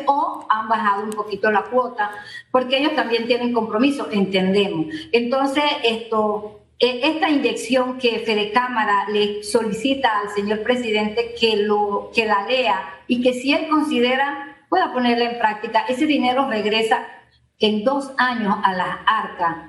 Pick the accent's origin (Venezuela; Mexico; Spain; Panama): Panama; nosotros somos unos panameños